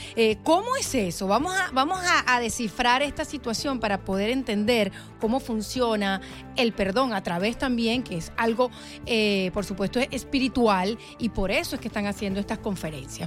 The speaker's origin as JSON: {"language": "Spanish", "country": "Venezuela", "moved": "yes", "lives_now": "Miami, United States", "said": "Venezuela, nuestro país"}